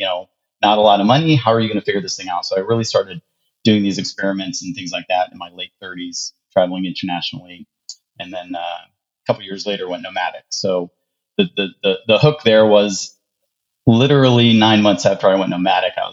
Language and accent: English; Ohio, United States; born or raised there; moved away as an adult; also born or lived in Charlotte, North Carolina